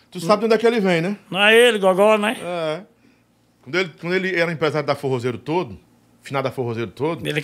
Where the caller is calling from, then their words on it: São Paulo, Brazil; É, adoro o Real, sou de São Paulo.